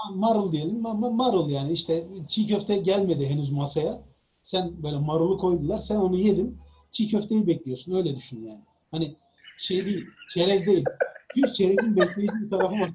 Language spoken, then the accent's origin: Turkish; Çukurova, Turkey; ben e, Çukurova'lıyım